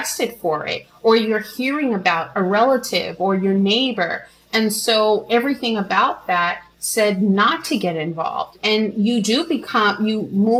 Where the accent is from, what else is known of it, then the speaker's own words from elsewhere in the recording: New York City, New York, United States; I'm a woman from New York City, Brooklyn, New York, who grew up during the crack epidemic